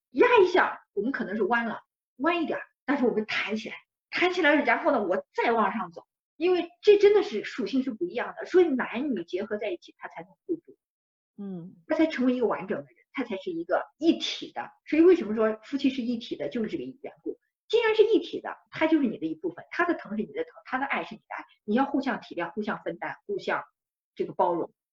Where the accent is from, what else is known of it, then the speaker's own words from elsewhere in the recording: China; 我们中国人